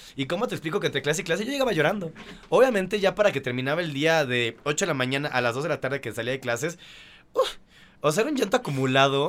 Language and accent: Spanish; Mérida, Yucatán, Mexico; yo soy de Mérida